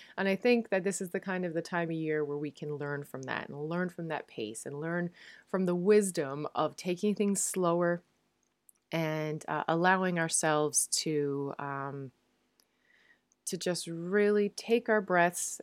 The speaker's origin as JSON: {"language": "English", "region": "Newfoundland and Labrador", "country": "Canada", "moved": "as an adult", "lives_now": "Netherlands", "said": "I am a Newfoundlander and Canadian, and I'm coming to you from a city just south of Amsterdam in the Netherlands"}